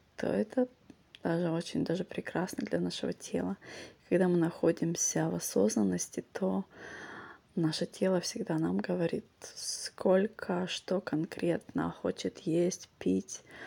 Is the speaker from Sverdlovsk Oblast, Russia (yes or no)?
no; Vladivostok, Primorsky Krai, Russia; moved away; also born or lived in Singapore; те, кто тут вырос, для наших ног это нормально